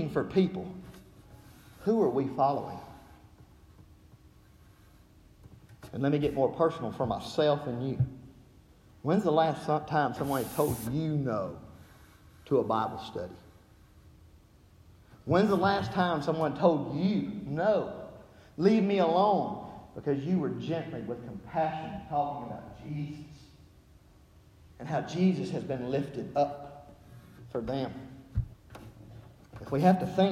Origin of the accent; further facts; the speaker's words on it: Alabama, United States; accent: Southern; moved away; growing up in Alabama